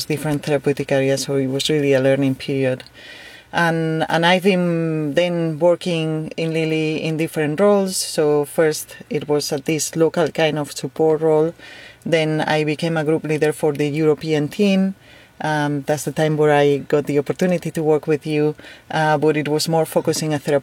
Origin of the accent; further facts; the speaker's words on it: Spain; I am from Spain